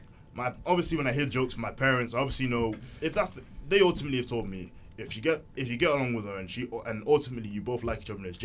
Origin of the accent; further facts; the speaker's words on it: Nigeria; I've just happened to have told you I'm also Nigerian.